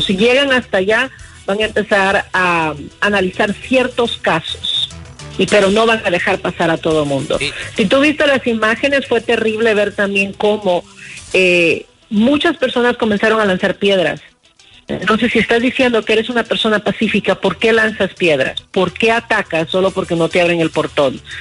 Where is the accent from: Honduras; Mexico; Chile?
Honduras; Yo como hondureña